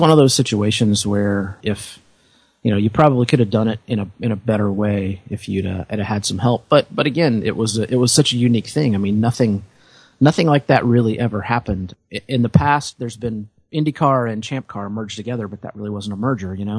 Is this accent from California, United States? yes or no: no; Indiana, United States; I grew up in Indiana